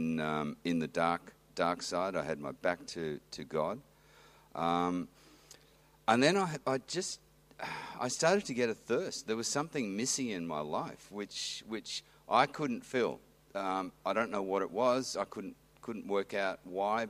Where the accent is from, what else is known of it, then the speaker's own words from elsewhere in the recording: Western Australia, Australia; also born or lived in New South Wales; now in Manly, Australia; I grew up in Western Australia on a small property, sort of 200 miles, what is it, southeast of Perth